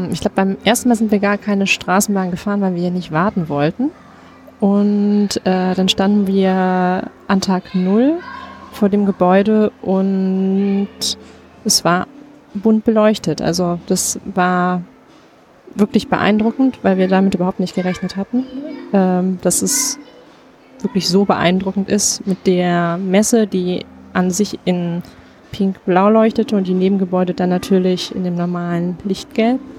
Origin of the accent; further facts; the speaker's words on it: Essen, North Rhine-Westphalia, Germany; ich komme aus Essen.